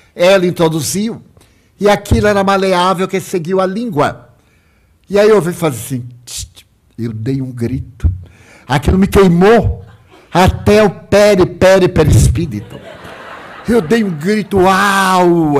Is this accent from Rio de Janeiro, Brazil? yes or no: no; Salvador, Bahia, Brazil; eu pedi para voltar a Salvador, a minha cidade natal